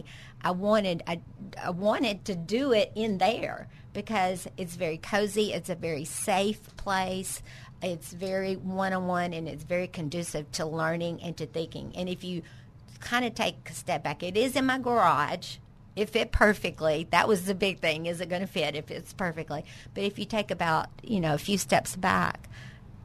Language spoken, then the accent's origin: English; Pine Bluff, Arkansas, United States; I grew up in Pine Bluff, and I graduated in 1980, and Pine Bluff was the best place to grow up.